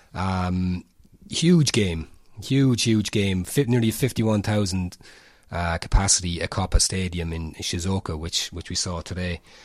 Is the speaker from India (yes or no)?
no; Portlaoise, Ireland; I'm from Port Leash